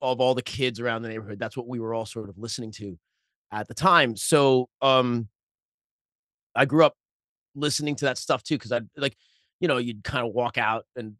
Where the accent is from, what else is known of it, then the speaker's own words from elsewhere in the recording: Bellerose, New York, United States; I grew up in Belrose, Queens, which it was and still is a working class neighborhood. At the time when I was growing up, it was all Irish Italian, except for me.